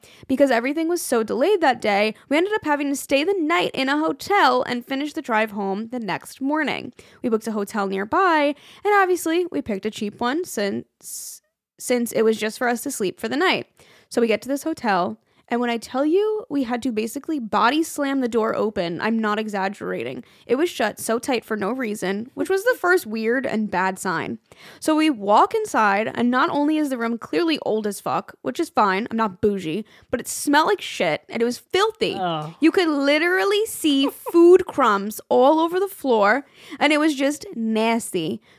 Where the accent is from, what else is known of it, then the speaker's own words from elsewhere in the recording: New York City, New York, United States; We're from New York City. We live in Staten Island, but lived in Brooklyn at the time.